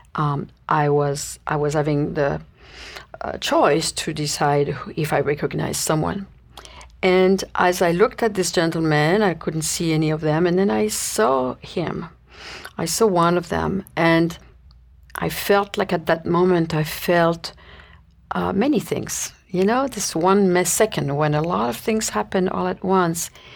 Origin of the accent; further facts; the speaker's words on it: Paris, Île-de-France, France; moved away as an adult; I was born and raised in Paris, uh, France, and spent my youth there until I was nineteen